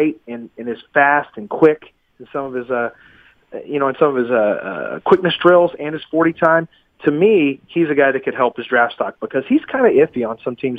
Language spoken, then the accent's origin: English; Texas, United States; I'm from Texas, so I've got a heavy coat ready for 53.